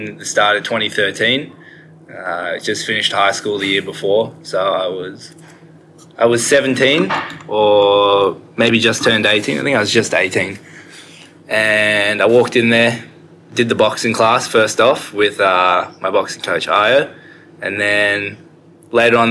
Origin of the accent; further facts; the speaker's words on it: Sydney, New South Wales, Australia; I just moved 5 minutes down the road